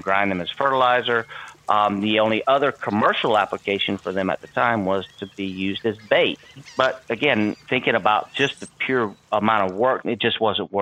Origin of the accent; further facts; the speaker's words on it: South Carolina, United States; I grew up in South Carolina